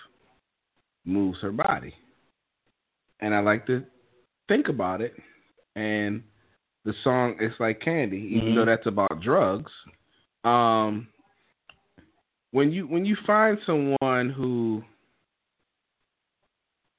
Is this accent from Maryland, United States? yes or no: yes; Maryland, United States; I'm from Maryland